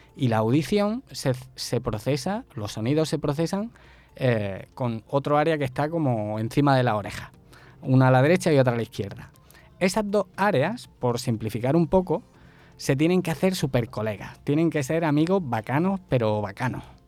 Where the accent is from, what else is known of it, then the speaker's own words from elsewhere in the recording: El Esparragal, Andalusia, Spain; accent: Andalusian (costeño equivalent in Spain); moved away as an adult; also born or lived in Málaga; now in Barranquilla, Colombia; yo soy original de un pueblecito que sería algo así como lo que aquí llamáis una vereda